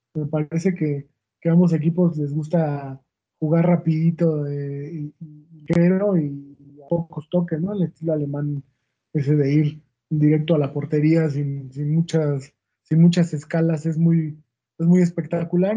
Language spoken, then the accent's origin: Spanish; Mexico; como mexicanos